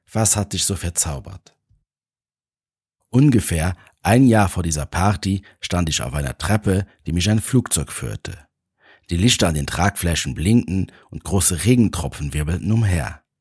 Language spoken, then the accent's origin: German; Luxembourg; now in Vienna, Austria; Mein Plan war es, in meine Heimat nach Luxemburg zu fliegen. Ich lebte schon seit einigen Jahren in Wien